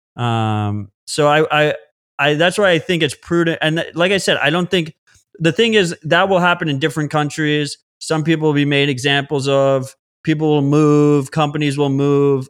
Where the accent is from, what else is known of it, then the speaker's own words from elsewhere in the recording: United States; As an American